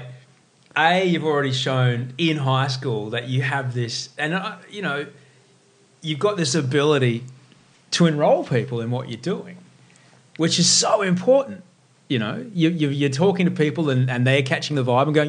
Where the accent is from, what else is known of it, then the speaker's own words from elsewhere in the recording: Brisbane, Queensland, Australia; also born or lived in Los Angeles, United States; now in Sydney, Australia; growing up in Brisbane, Australia, which is where I grew up